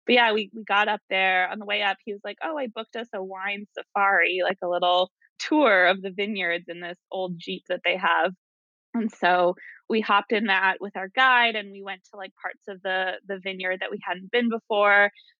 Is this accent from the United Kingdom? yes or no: no; Ottawa, Ontario, Canada; I grew up in Ottawa, Canada. I've lived all over.